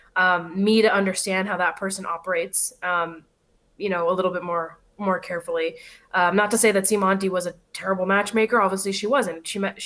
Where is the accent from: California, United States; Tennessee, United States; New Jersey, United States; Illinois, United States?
California, United States; Los Angeles; born and raised in LA, I have family here